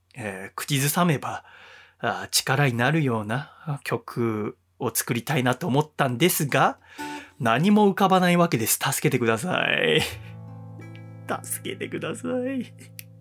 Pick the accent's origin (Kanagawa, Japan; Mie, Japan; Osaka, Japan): Kanagawa, Japan; Yokohama; moved away as an adult; also born or lived in Sangenjaya, Tokyo; 当時私はこのラジオは神奈川の横浜の実家で行っていましたので